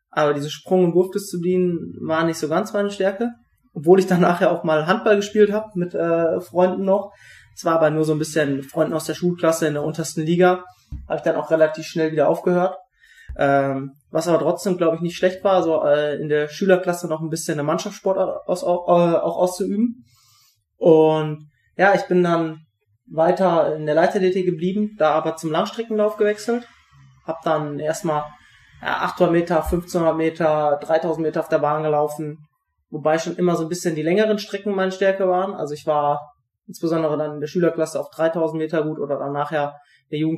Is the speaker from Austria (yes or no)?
no; Siegerland, North Rhine-Westphalia, Germany; Also ich bin aufgewachsen im Siegerland, also wirklich unweit von Buschütten auch. Buschütten ist ja ein kleiner Ort in der Nähe von Siegen.